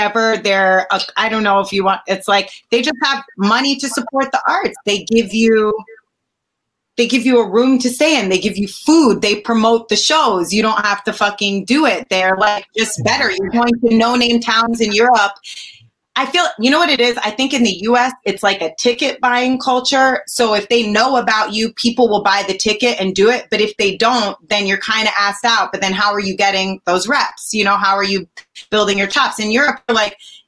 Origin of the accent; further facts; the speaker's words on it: Connecticut, United States; also born or lived in Manhattan; I'm from Connecticut.